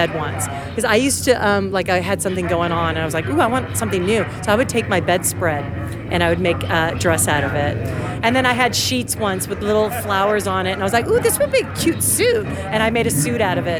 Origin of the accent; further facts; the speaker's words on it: Los Angeles, California, United States; From LA. Yeah, that's my hometown.